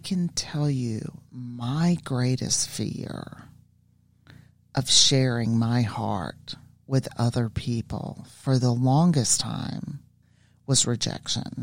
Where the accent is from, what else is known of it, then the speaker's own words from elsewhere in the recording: the South, United States; I grew up in the South and I grew up in religion